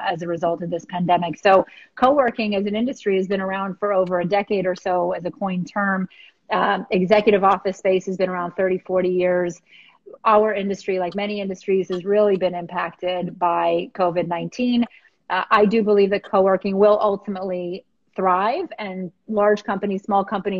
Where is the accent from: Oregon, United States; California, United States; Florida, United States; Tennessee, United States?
Florida, United States; West Palm Beach; I'm a born and raised in West Palm Beach